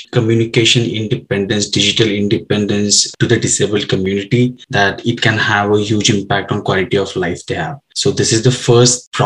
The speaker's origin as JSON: {"language": "English", "town": "Kolhapur", "region": "Maharashtra", "country": "India", "tie": "born or raised there", "moved": "as an adult", "lives_now": "United States", "said": "I'm from Kolhapur, which is a small city, short drive from where Parth is from, Mumbai. And I grew up till my high school in the same town"}